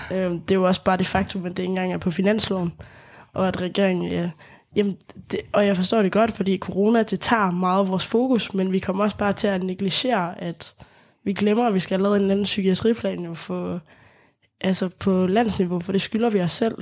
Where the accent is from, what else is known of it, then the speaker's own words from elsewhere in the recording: Lemvig, Central Denmark Region, Denmark; Jeg kommer selv fra Lemvig, så det er sådan, Deep, deep west